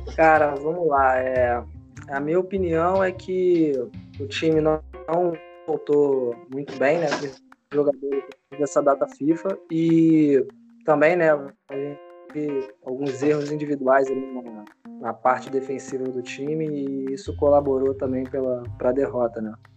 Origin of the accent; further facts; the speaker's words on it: Rio de Janeiro, Brazil; Sou carioca.